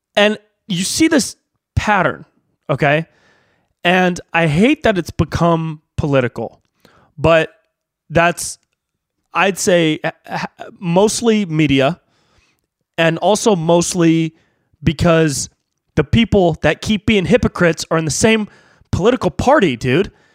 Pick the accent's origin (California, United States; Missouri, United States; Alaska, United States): California, United States; Davis; now in Los Angeles, United States; I have friends that are in my hometown